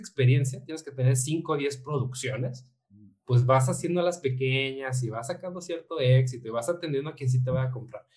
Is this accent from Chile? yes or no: no; Mexico